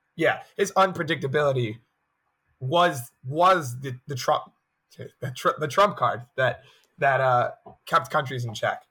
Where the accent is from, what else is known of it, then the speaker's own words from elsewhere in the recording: United States; an American